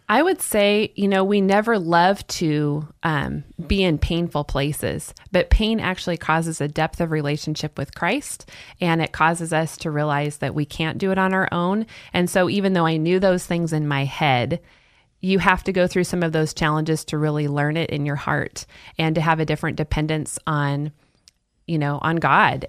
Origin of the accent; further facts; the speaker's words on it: Salem, Oregon, United States; moved away; I'm originally from Salem, Oregon, and grew up there